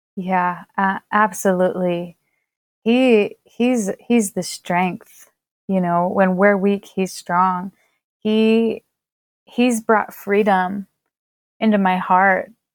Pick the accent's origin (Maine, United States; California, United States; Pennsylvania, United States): Pennsylvania, United States; my home state of Pennsylvania